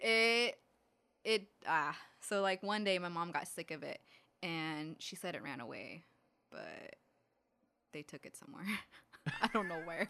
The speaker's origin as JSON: {"language": "English", "region": "California", "country": "United States", "tie": "born or raised there", "said": "growing up in California"}